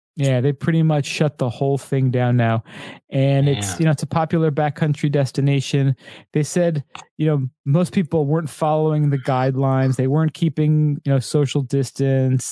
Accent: United States; We're American

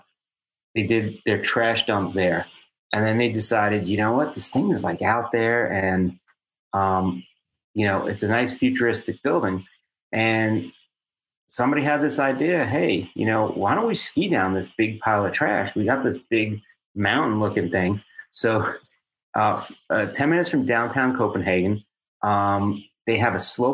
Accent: United States; growing up in New York, New Jersey, you know, Arthur Kill.

